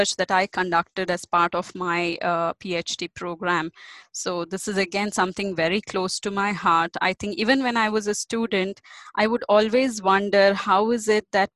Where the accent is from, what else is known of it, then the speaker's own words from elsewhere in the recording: India; we are such a huge country with a lot of languages and a lot of dialects